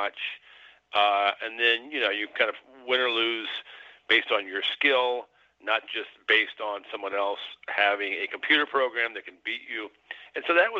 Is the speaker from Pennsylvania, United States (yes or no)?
no; Illinois, United States; I'm from Illinois